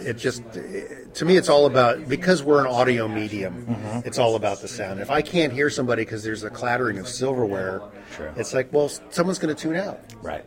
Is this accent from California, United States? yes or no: yes; San Francisco, California, United States; I'm from San Francisco